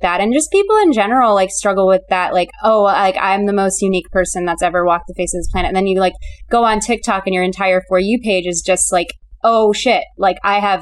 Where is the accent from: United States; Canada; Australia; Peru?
United States; Chicago, Illinois; born or raised there; now in Los Angeles, United States